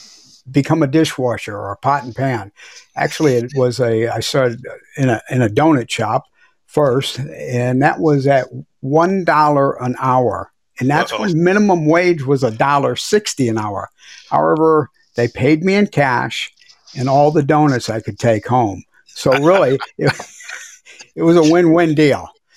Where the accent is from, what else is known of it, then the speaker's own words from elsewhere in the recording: Missouri, United States; It was Manchester Road in DePere, Missouri. I do. I grew up on Kent Stern, right next to OKVAC